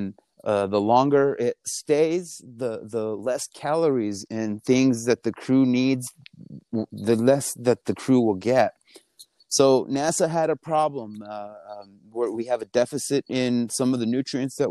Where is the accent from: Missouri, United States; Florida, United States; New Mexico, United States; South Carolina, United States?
New Mexico, United States; Española; I'm from Espanola, New Mexico, which is the northern part of the state